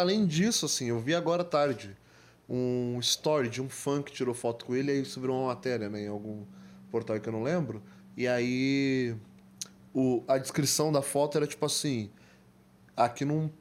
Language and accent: Portuguese; Diadema, São Paulo, Brazil; Eu nasci em Diadema, né? Diadema, para quem não sabe, é uma cidade